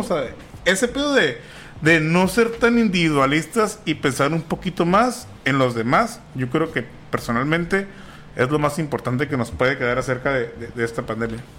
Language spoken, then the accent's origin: Spanish; Mexico